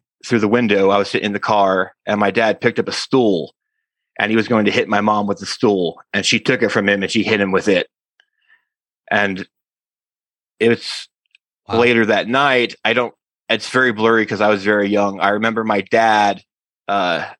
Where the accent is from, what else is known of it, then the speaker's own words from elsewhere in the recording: Wyoming, United States; I grew up in Wyoming.